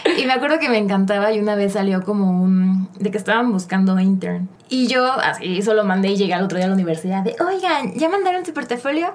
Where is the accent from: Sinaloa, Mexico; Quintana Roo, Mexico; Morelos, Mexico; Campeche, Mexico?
Quintana Roo, Mexico; Cancún; now in Mexico City, Mexico; Pues soy de la Ciudad de México, pero desde chiquita me fui a Cancún, como a los seis años. Ah, Entonces ya creo que soy como, si digo que soy chilanga sería fake, porque creo que soy más de Cancún que de mm. aquí. Ahí viví toda mi vida